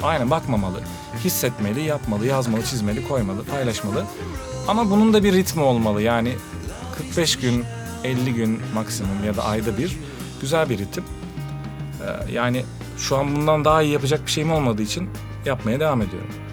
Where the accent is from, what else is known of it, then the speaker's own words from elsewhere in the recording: Malatya, Turkey; moved away as an adult; also born or lived in Izmit / Hereke / Istanbul; Malatya'dan bir gençsin